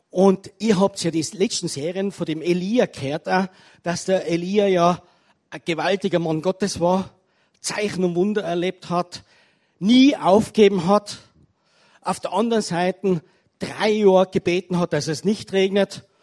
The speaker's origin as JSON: {"language": "German", "region": "Tyrol", "country": "Austria", "said": "wunderschönen guten Abend von mir als Tiroler."}